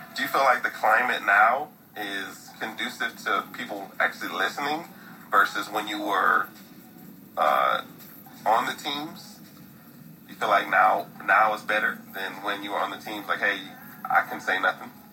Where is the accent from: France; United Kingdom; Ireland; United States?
United States; Midwest; I'm, I'm from the Midwest